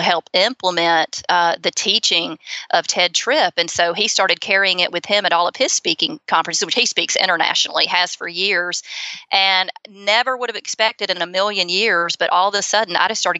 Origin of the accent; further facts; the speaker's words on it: Auburn, Alabama, United States; accent: Southern; also born or lived in Opelika, Alabama; I grew up in Auburn. Opelika is right beside Auburn